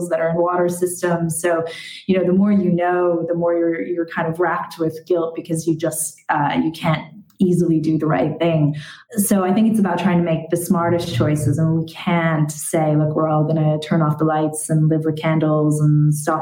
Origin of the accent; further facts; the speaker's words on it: United States; now in Ireland; I grew up in America